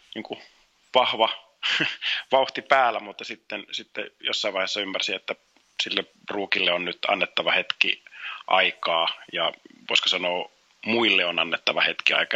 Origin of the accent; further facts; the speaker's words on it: Helsinki, Uusimaa, Finland; also born or lived in Kuopio; Helsinkiin Kallioon, jossa sitten aloitettiin asustaminen, että siellä Kalliossa oikeastaan on se niin kuin lapsuuden viettänyt seitsemänvuotiaaksi asti